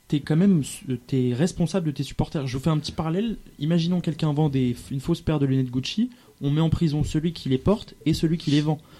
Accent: Paris, Île-de-France, France; et pourtant, je suis parisien, loin de moi l'idée de défendre

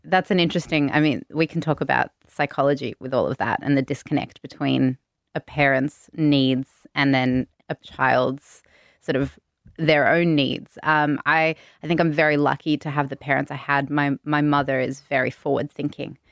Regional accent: Sydney, New South Wales, Australia; Bondi born, true Bondi local, one of the few left

